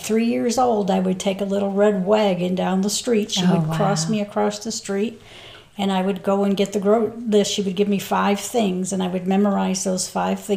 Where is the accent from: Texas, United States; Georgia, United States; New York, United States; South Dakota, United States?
New York, United States; Hagaman; now in North Carolina, United States; From upstate New York, about an hour west of Albany, a little town. Well, I grew up in a little village called Hageman, which is just outside of the city